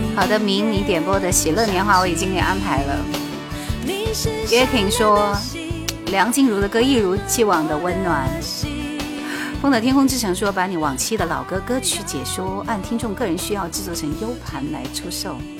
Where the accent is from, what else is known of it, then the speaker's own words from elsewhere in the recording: Jingzhou, Hubei, China; 我是湖北荆州人